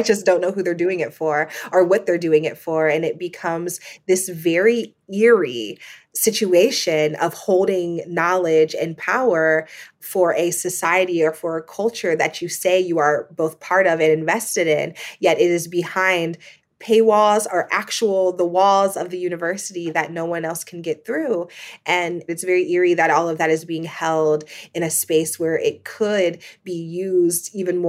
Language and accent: English; Midwest, United States; And me, you know, a poor Black girl growing up in the Midwest of the United States, I had never heard of Columbia.